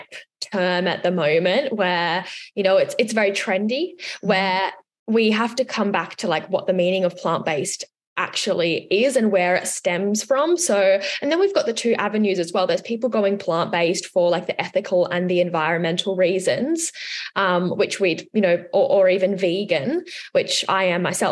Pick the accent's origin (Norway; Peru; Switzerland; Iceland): Switzerland; now in Australia; I'm from Switzerland